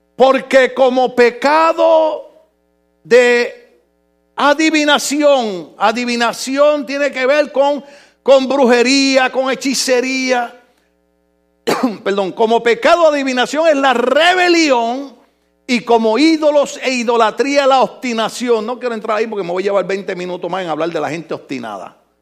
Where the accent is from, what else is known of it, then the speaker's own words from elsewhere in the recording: Puerto Rico; now in United States; mi Puerto, Rico